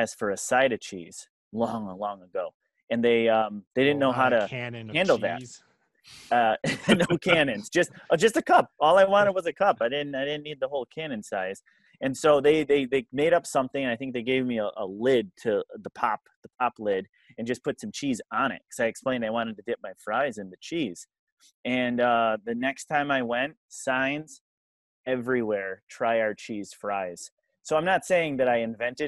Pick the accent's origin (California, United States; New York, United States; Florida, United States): New York, United States; Buffalo; moved away; I'm in from Buffalo